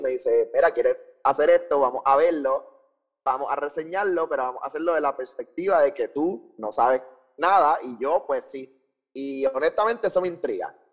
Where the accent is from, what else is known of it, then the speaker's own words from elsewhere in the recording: San Juan, Puerto Rico; Nací en San Juan, Puerto Rico, en el Hospital Auxilio Mutuo.